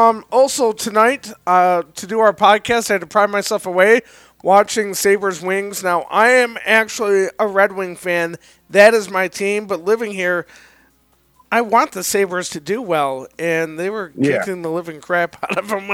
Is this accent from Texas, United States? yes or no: no; Detroit, Michigan, United States; now in Buffalo, United States; I grew up in Detroit